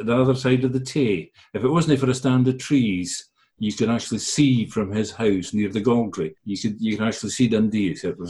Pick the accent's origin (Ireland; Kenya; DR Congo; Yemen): Ireland; Galway, Connacht; born there; also born or lived in Lagos, Nigeria / Edinburgh, United Kingdom / England / China; Me, I was born in Galway, but I lived in Lagos and I lived in Edinburgh. And as an adult, I've lived in England and China and Hong Kong.